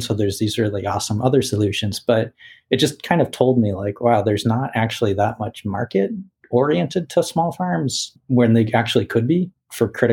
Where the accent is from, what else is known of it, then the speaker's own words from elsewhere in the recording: Boston, Massachusetts, United States; when Whole Foods came into Boston, it's like my hometown